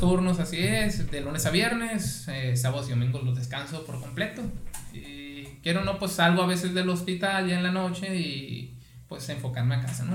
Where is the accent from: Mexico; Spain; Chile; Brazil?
Mexico; Guaymas, Sonora; soy originario de aquí de Guaymas